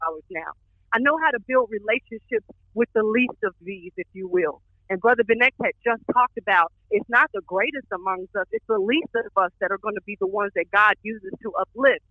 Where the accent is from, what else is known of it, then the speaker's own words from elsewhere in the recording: Texas, United States; moved away; also born or lived in Atlanta; I'm not from Atlanta. I'm from Texas